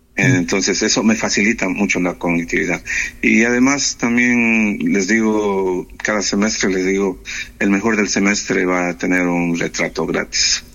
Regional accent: the Andes, southern Ecuador, Ecuador; moved away as an adult; also born or lived in Loja, Ecuador / Oslo, Norway; now in Nannestad, Norway; soy de los Andes, del sur de Ecuador

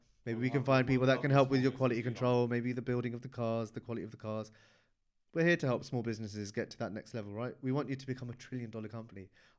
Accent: Hounslow, London, United Kingdom; We're both from Hounslow.

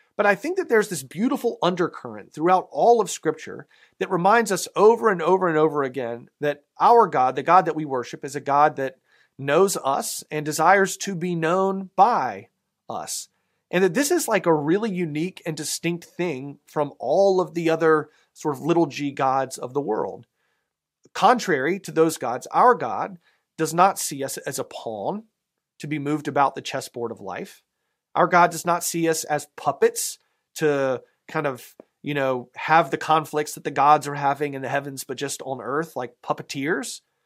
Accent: the South, United States; accent: southern; my southern accent

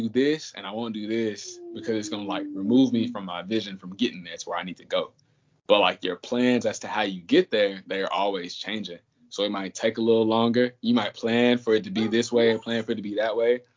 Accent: Kaufman, Texas, United States; I'm a senior A&M from Kauffman, Texas

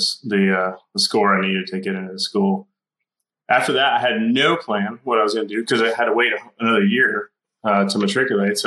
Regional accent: Dallas, Texas, United States; I grew up in the Dallas area on the east side and then in a small town in the country

